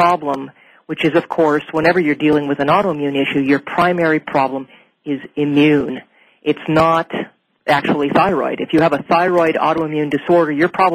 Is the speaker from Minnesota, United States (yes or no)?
yes; Minnesota, United States; moved away as an adult; now in Portland, United States; I'm from Minnesota myself. I actually, I've lived there my entire life, all the way up until about the year 2000 where I moved out to Oregon